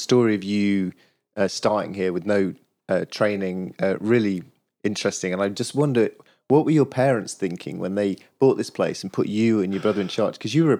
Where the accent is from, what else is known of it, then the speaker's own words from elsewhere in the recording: Yorkshire and the Humber, United Kingdom; It's one of the reasons that I'm spending a month cycling around Yorkshire is that I grew up in Yorkshire